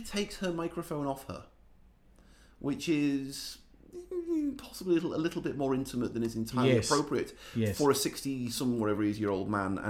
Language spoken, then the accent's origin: English; England, United Kingdom; I'm English and I'm also 14 years old.